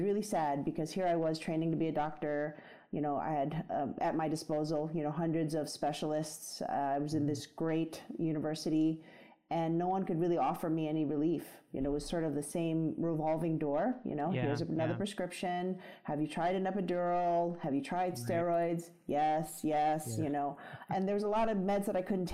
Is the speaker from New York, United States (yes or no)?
yes; New York City, New York, United States; I grew up in the Bronx and I grew up in a very traditional Chinese household